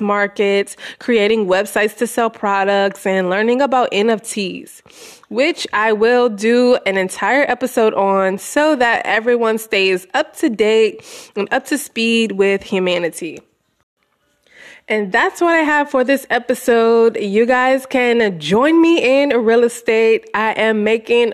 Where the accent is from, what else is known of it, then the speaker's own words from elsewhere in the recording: Louisiana, United States; moved away as an adult; also born or lived in Houston, Texas; I've been living in my hometown in Louisiana for the past year